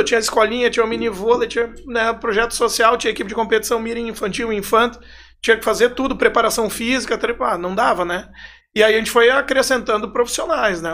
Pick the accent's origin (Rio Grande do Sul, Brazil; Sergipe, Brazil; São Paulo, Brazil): Rio Grande do Sul, Brazil; Arroio do Meio; minha infância foi toda, assim, em Arroio do Meio